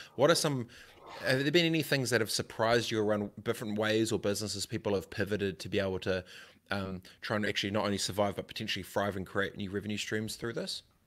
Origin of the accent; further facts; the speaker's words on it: Christchurch, Canterbury, New Zealand; I grew up in Christchurch